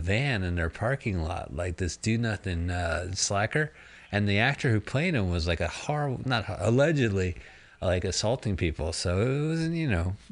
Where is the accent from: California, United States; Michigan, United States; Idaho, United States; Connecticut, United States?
California, United States; San Francisco; I'm from San Francisco